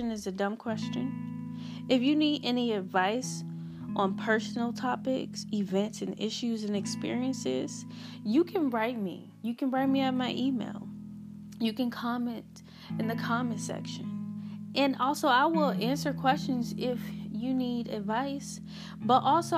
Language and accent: English; Hampton, Virginia, United States; I'm from Hampton, Virginia.